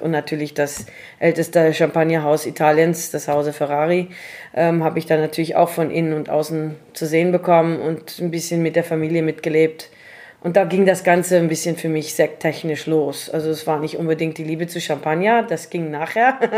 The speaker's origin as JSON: {"language": "German", "area": "Swartland", "region": "Western Cape", "country": "South Africa", "tie": "born or raised there", "also_born_or_lived": "Paarl / Germany"}